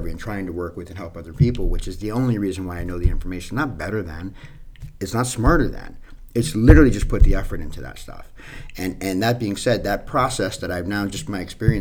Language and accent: English; New York City, New York, United States; I'm from Hell's Kitchen, New York City, born in 75, raised in the 80s.